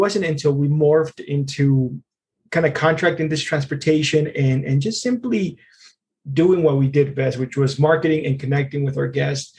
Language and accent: English; Longmont, Colorado, United States; I grew up in Longmont. I grew up when it was much smaller in the early 90s.